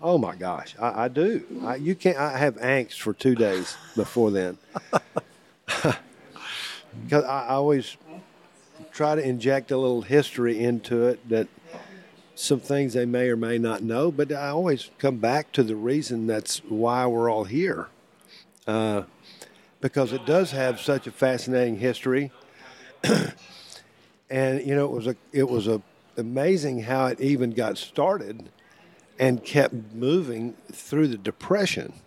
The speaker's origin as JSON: {"language": "English", "town": "Austin", "region": "Texas", "country": "United States", "said": "I'm from Austin"}